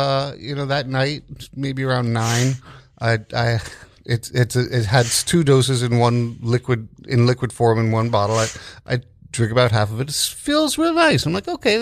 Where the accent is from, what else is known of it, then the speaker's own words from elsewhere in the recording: New York City, New York, United States; I grew up in New York City. In the West Village, spent a lot of time in the East Village.